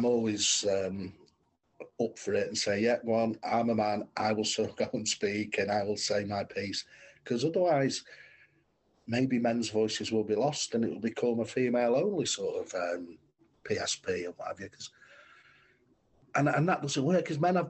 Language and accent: English; Manchester, North West England, United Kingdom; I'm from Manchester